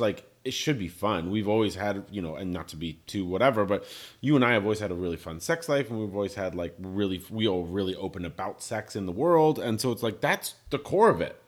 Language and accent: English; Ireland; I'm I'm Irish. we're a people of stories.